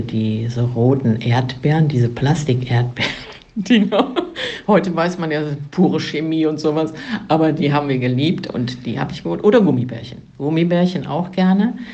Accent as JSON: {"language": "German", "town": "Duisburg", "region": "North Rhine-Westphalia", "country": "Germany", "tie": "born or raised there", "said": "ich bin auch Made in Marxloh, fangen wir ganz von vorne an. Made in Marxloh aufgewachsen in der Grillostraße"}